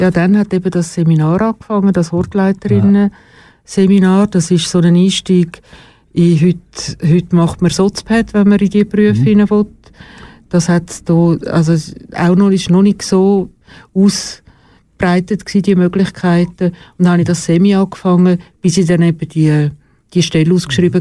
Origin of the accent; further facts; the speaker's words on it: Schlieren, Zurich, Switzerland; In Schlieren. Also Schlieren bei Zürich, nicht Schlieren bei Bern.